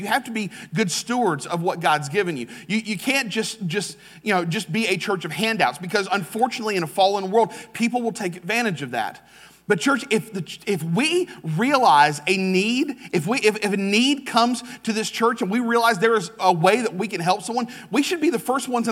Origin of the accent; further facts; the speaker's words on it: United States; I am an American